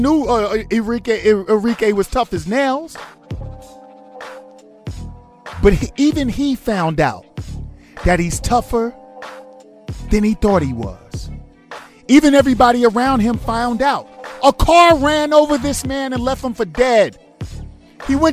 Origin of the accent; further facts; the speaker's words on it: New York, United States; I'm a New Yorker